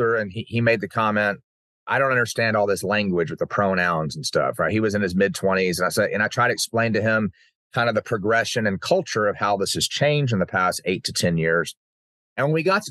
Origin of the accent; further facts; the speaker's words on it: Uvalde, Texas, United States; growing up in Uvalde